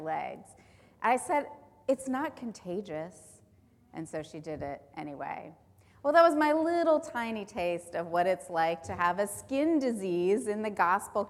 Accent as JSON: {"language": "English", "region": "Southern California", "country": "United States", "tie": "born or raised there", "said": "I grew up in Southern California"}